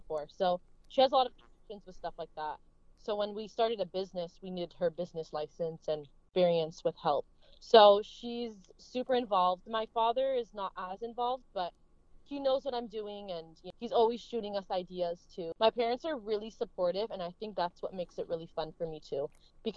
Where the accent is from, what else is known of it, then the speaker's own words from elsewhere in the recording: United States; a Middle Eastern girl growing up in America